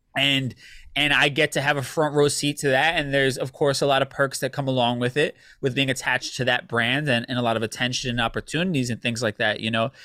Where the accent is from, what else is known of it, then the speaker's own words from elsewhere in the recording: United States; we're also Americanized because we grew up here in the States, right? So for me, my family would, would clown me back in Puerto Rico